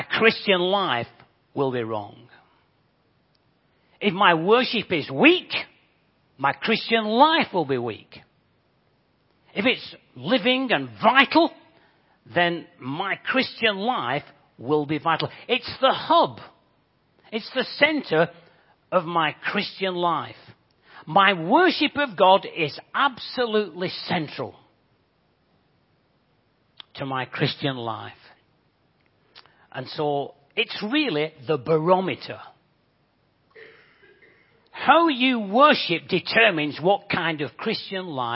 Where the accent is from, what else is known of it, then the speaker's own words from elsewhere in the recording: Bolton, North West England, United Kingdom; accent: Bolton; moved away as an adult; also born or lived in Japan; now in Crawley area, United Kingdom; You guess from my accent, I'm not from these parts. I actually come from Bolton.